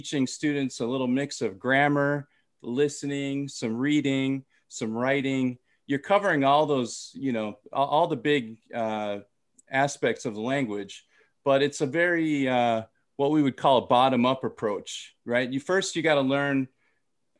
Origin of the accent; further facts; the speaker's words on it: Minnesota, United States; also born or lived in Thailand; I'm from Minnesota